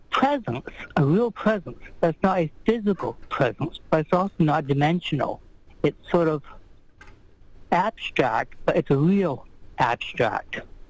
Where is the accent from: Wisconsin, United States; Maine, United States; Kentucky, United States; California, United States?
Maine, United States; I grew up in Maine.